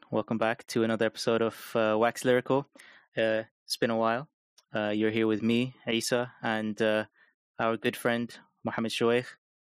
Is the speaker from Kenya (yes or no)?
yes; Kenya; we have a special connection by way of Kenya. We are both from Kenya.